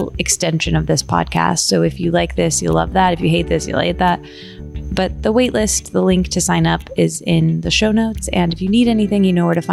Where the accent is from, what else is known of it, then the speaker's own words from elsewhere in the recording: East Lansing, Michigan, United States; now in Los Angeles, United States; I'm actually from Michigan. So I live in LA now, but I grew up in East Lansing, Michigan